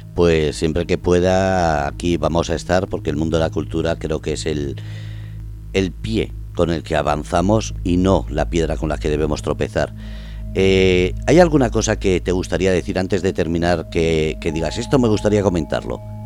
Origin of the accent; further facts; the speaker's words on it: Basque Country, Spain; soy vasco